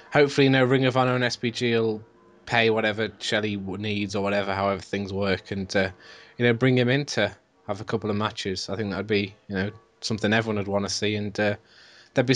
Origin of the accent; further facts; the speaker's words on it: United Kingdom; as British people